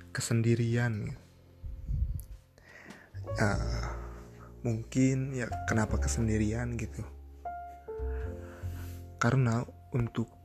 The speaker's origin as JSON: {"language": "Indonesian", "town": "Cianjur", "region": "West Java", "country": "Indonesia", "lives_now": "Bandung, Indonesia", "said": "oh iya saya aslinya Cianjur gitu ya anak rantau lah di Bandung"}